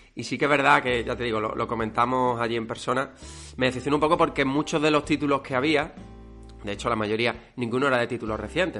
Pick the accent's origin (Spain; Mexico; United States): Spain; Málaga, Andalusia; los dos somos de Málaga.